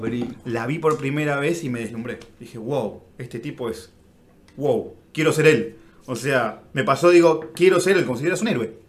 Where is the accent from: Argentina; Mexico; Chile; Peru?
Argentina; Somos argentinos